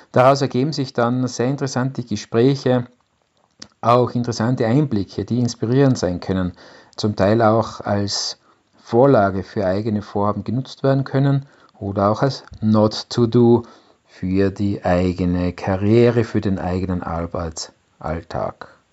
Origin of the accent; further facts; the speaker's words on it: Innsbruck, Tyrol, Austria; Ich bin aus Innsbruck in Österreich und bin seit 1998 IT-Unternehmer.